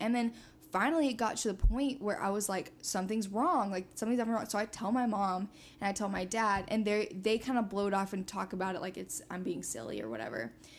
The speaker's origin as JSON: {"language": "English", "region": "Georgia", "country": "United States", "tie": "born or raised there", "also_born_or_lived": "Indiana", "said": "So I grew up in South Georgia for the most part."}